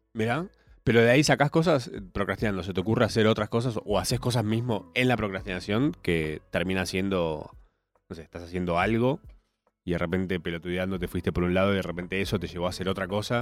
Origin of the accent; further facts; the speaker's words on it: Argentina; somos argentinos.